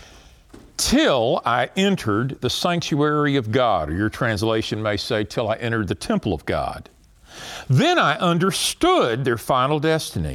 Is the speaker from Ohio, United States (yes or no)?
no; Texas, United States; I'm from Texas